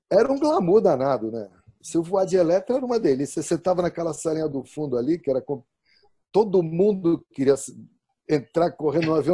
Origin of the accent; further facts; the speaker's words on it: São Paulo, Brazil; now in Sorocaba, Brazil; eu sou paulistano da gema, né? porque eu nasci no Braz, fui criado na Moca